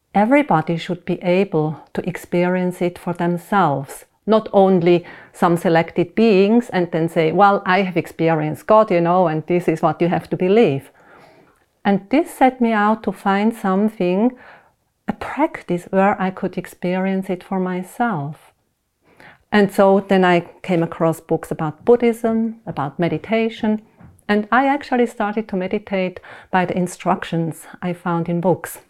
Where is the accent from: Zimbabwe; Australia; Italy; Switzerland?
Switzerland; I was born in Switzerland, went to school there, and I, uh, I was raised up Protestant